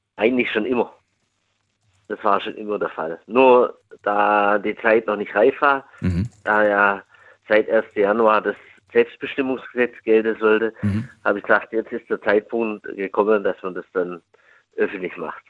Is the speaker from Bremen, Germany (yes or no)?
no; near Stuttgart, Baden-Württemberg, Germany; aus Baden-Württemberg